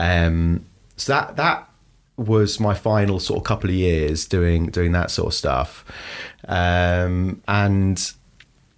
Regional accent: London, United Kingdom; from London, from Northwest London

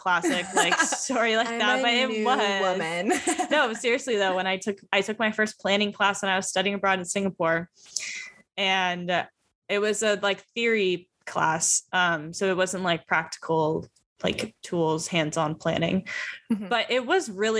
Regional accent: San Francisco, California, United States; moved away as an adult; also born or lived in Santa Barbara; I am from the Bay Area originally and went to high school in San Francisco

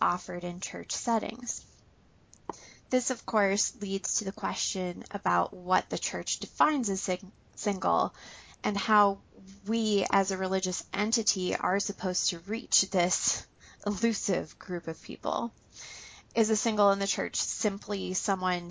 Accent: Minnesota, United States; raised here in Minnesota

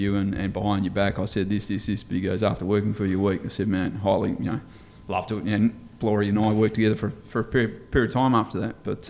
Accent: Esperance, Western Australia, Australia; also born or lived in Perth; I'm born and bred in Esperance

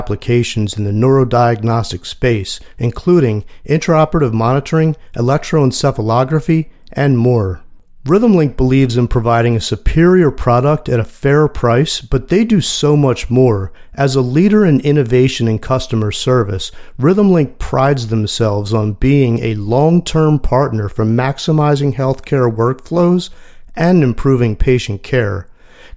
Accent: Philadelphia, Pennsylvania, United States; my hometown of Philly

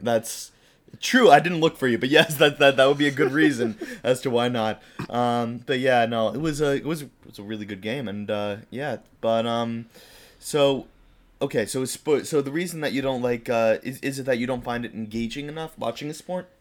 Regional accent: United States; we are American

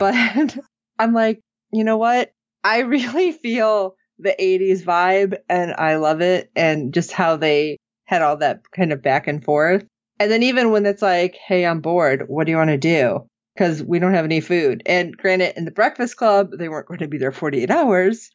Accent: Illinois, United States; growing up in Illinois

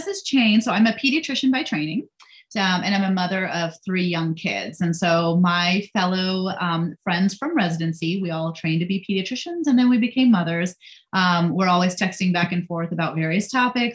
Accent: India; now in United States; I'm Indian. So I was born in India, came here

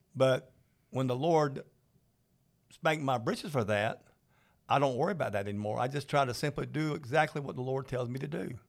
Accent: Georgia, United States; I'm from Georgia

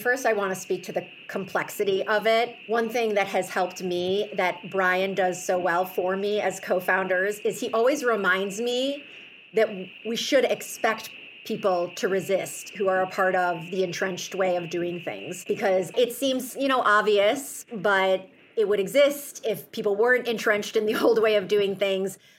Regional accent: Chicago, Illinois, United States; my hometown of Chicago

